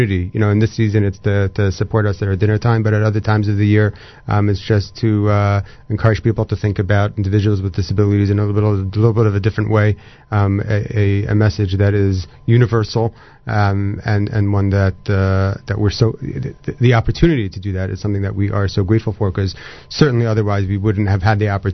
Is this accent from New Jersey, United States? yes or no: yes; Fair Lawn, New Jersey, United States; I grew up in Fairlawn